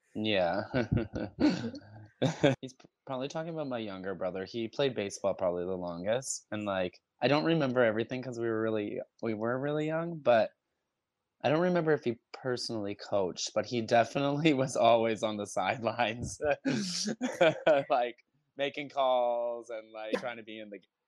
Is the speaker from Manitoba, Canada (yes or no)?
no; Toronto, Ontario, Canada; I'm from Toronto, Ontario, Canada.